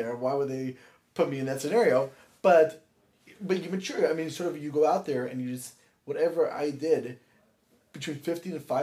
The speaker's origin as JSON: {"language": "English", "town": "Los Angeles", "region": "California", "country": "United States", "tie": "born or raised there", "said": "where I'm from, born and raised in L.A."}